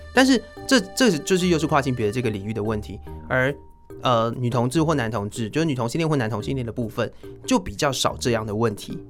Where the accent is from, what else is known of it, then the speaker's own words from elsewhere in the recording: Taiwan; 我们台湾人喜欢韩国明星。